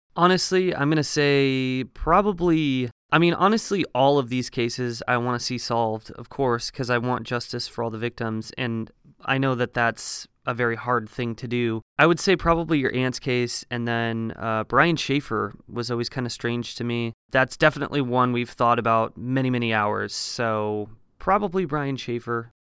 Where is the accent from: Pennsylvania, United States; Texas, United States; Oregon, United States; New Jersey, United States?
Oregon, United States; small farming town north of Eugene; moved away as an adult; also born or lived in Colorado; now in Los Angeles, United States; I am from a very small farming town in Oregon. So it's a little bit north of Eugene, Oregon